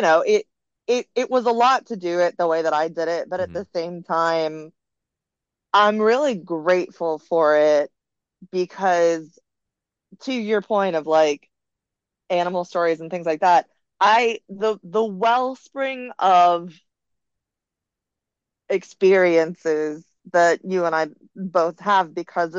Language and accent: English; the South, Florida, United States; moved away as an adult; now in Los Angeles, United States; I'm from the South